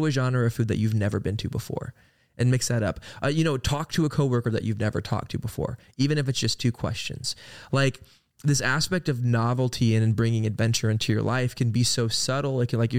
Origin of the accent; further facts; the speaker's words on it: Oklahoma, United States; Cause yeah, it's like we grew up in Oklahoma, where, you know, it's pretty boring and not much to do.